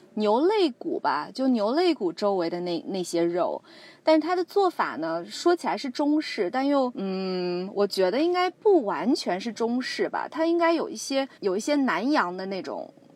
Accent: Zhejiang, China; 我是浙江人嘛，浙江最出名的是有一个嘉兴粽子嘛

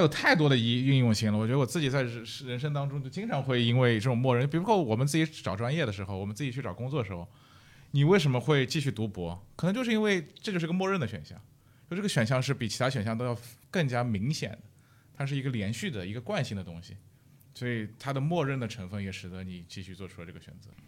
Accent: Shanghai, China; moved away; also born or lived in Europe; 比如我上海人，对吧？

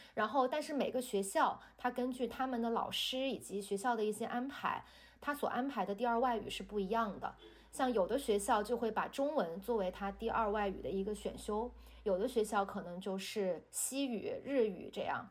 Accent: China; 咱们中国人呢，这个思维就是我们从小学的这种辩证的看问题

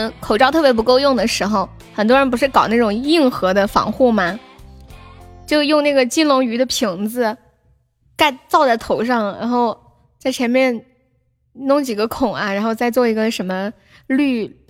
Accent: Tianjin, China; 你哪儿的？我天津的。

